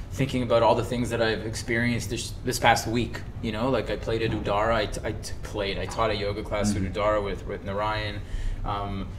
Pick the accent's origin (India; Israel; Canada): Canada; also born or lived in Russia; now in Bali, Indonesia; I'm from Canada by way of Russia